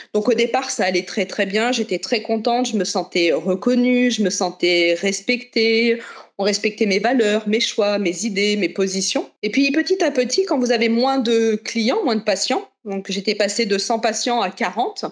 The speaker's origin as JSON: {"language": "French", "town": "Chartres", "region": "Centre-Val de Loire", "country": "France", "said": "je viens de Chartres, dans le 28"}